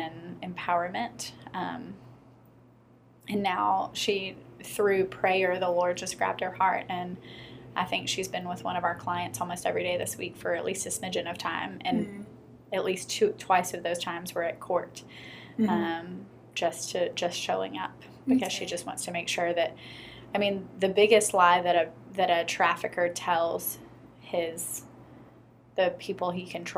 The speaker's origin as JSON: {"language": "English", "town": "Memphis", "region": "Tennessee", "country": "United States", "tie": "born or raised there", "also_born_or_lived": "Cambodia", "said": "I'm originally from Memphis. I grew up, I went to White Station and the University of Memphis"}